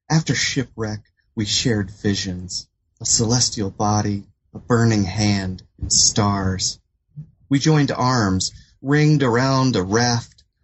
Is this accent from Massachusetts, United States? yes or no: no; North Carolina, United States; also born or lived in Washington, D.C.; I grew up in North Carolina and in the Washington, D.C. area. My family sort of bounced around uh, in those areas. So, I was you know, at a young age, I was a southern kid moving into an urban setting